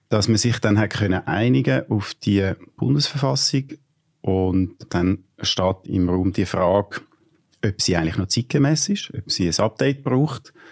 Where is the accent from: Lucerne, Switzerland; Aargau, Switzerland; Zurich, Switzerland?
Zurich, Switzerland; Ich bin Zürcher, aber ich glaube jetzt, äh, ich kenne die Stadt Bern ein bisschen besser.